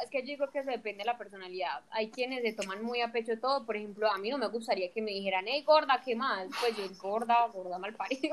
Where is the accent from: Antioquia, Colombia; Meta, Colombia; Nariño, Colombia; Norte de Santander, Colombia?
Antioquia, Colombia; somos nosotros los paisas